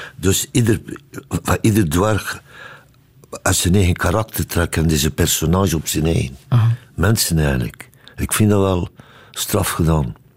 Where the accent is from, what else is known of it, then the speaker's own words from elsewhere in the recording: Ostend, Flanders, Belgium; now in Brussels, Belgium; Mijn roots zitten daar, ja. En ik ben opgevoed in Oostende